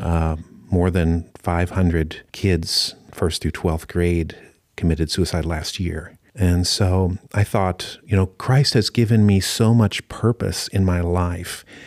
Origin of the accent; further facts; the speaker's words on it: United States; moved away as an adult; also born or lived in Osaka, Japan; now in Japan; I grew up here at Calvary Church